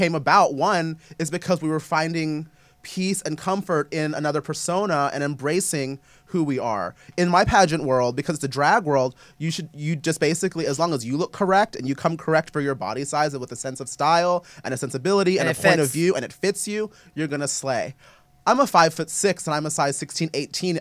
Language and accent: English; the South, United States; I'm from the South